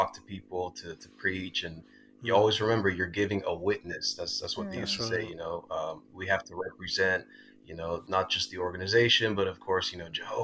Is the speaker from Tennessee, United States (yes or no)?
no; California, United States; I was born and raised in California, moved around to a lot of different cities